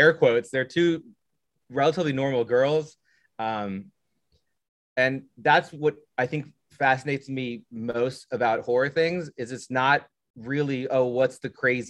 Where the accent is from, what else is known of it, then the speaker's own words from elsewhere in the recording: Southern Indiana, United States; I'm from Indiana, so we're good Midwest boys